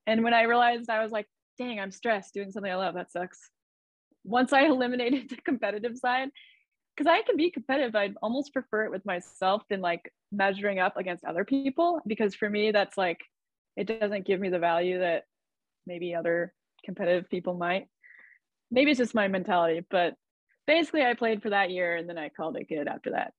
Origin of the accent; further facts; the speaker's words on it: Idaho, United States; I grew up in Idaho. So it's like a small farm town outside of the capital, Boise.